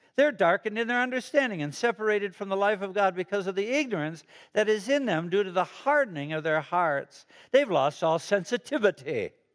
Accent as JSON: {"language": "English", "town": "Chicago", "region": "Illinois", "country": "United States", "moved": "as an adult", "lives_now": "Fishers, United States", "said": "I'm from Chicago, the city of Broad Shoulders"}